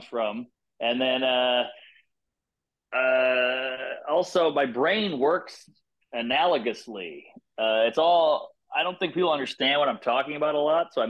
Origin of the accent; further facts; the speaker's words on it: Louisiana, United States; I'm from Louisiana